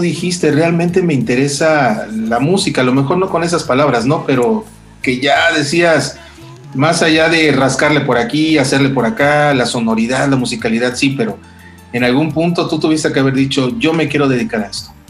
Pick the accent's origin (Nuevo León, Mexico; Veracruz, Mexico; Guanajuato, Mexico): Veracruz, Mexico; Lerdo de Tejada; yo también de niño viví en Lerdo, en, el, Lerdo y en el Ingenio San Pedro